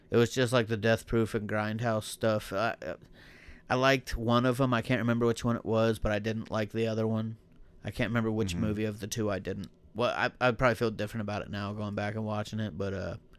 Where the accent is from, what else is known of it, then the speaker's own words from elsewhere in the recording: Buckeye Lake, Ohio, United States; accent: hick; I'm from Buckeye Lake